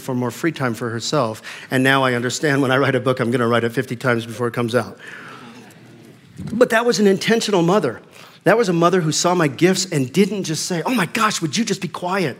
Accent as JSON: {"language": "English", "town": "Fort Collins", "region": "Colorado", "country": "United States", "tie": "born or raised there", "said": "I grew up in the Fort Collins area"}